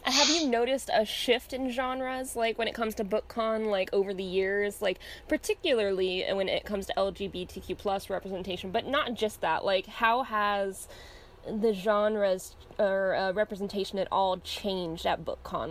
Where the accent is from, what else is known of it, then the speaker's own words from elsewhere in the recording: Orange County, California, United States; I went to school in suburbia, but it was really conservative suburbia. Like when it comes to California, I was in Orange County